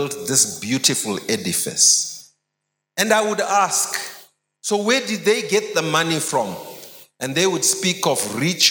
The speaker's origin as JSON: {"language": "English", "region": "Harare", "country": "Zimbabwe", "tie": "born or raised there", "said": "I grew up in Highfields"}